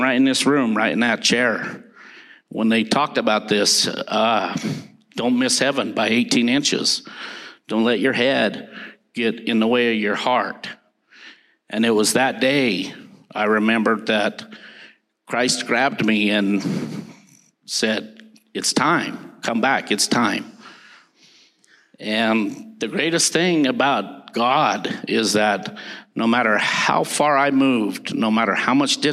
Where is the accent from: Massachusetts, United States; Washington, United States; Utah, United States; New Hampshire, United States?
Utah, United States; Salt Lake City; also born or lived in West Jordan; I was raised in Salt Lake City, and my mom, who's here, took me to Baptist Church. I grew up in a Baptist church there in West Jordan